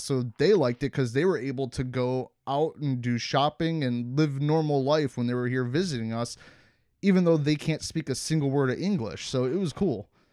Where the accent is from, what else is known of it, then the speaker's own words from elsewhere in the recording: Cleveland, Ohio, United States; moved away; where I grew up in Cleveland